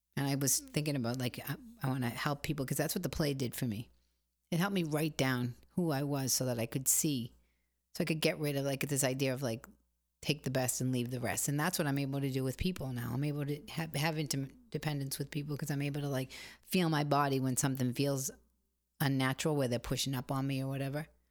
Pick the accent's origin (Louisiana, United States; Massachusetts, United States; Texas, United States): Massachusetts, United States; Boston; I come from Boston.